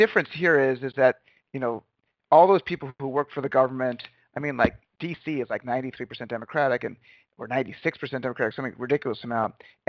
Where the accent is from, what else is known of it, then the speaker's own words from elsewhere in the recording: Chicago, Illinois, United States; So I'm from Chicago, and Chicago had been referred to as the Black Metropolis.